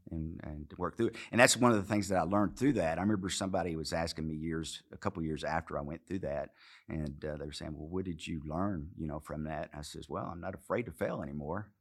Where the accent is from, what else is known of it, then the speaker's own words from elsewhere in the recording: Arkansas, United States; accent: southern; moved away; also born or lived in Los Angeles; I grew up in Arkansas